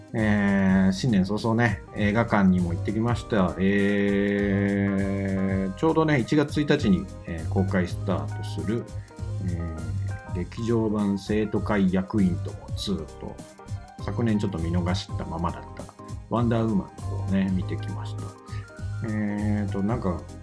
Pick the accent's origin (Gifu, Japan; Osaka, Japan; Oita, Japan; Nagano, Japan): Osaka, Japan; 地元の大阪の